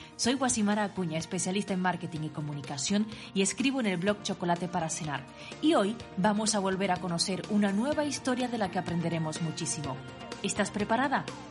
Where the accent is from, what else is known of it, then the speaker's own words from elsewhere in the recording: Tenerife, Canary Islands, Spain; moved away as an adult; now in Switzerland; yo soy de Canarias, concretamente de Tenerife, aunque desde hace 5 años estoy viviendo en Suiza